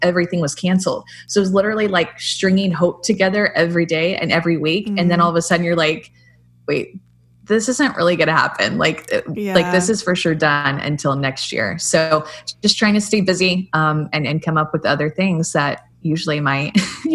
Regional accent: Houston, Texas, United States; I was born in Houston, Texas. I'm a Texan.

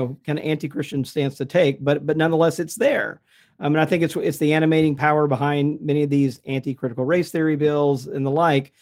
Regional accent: the South, United States; I'm from the South

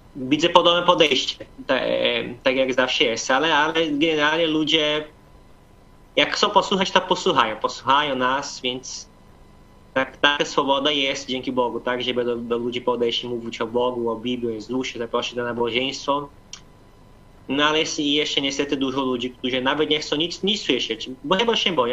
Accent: Brazil; now in Poland; 4000 albo 5000 to jest u nas duży kościół

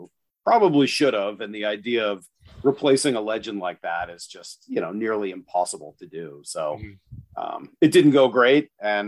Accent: Boston, Massachusetts, United States; moved away as an adult; also born or lived in California; now in Seattle, United States; I grew up in Boston, big sports fan, obviously. Went to school in California, Pomona College

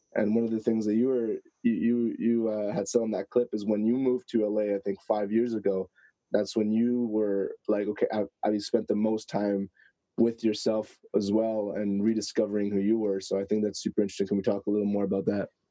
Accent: Canada; I'm from Canada

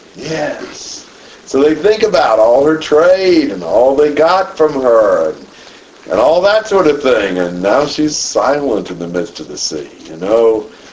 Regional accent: United States; me being American

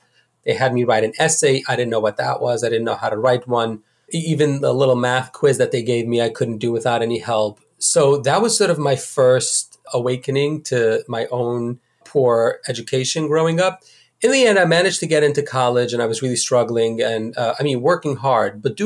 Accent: New York City, New York, United States; I grew up in the Hasidic community of Borough Park

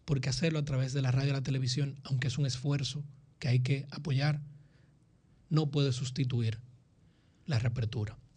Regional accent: Dominican Republic; yo seguiré siendo dominicano. Y cuando duermo, más que si mañana llueve o no, mi miedo es que en 50 años yo no pueda tener mucho orgullo de decir que soy dominicano

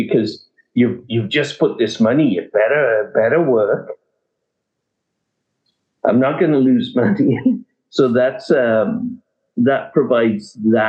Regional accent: England, United Kingdom; moved away; When I came from England, I wanted to get into some sort

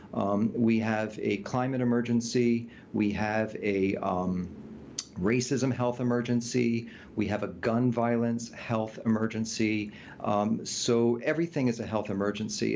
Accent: United States; we were raised in the United States

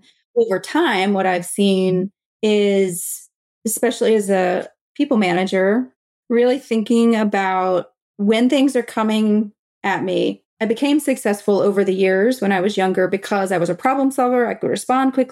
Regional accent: the South, United States; I was from the South

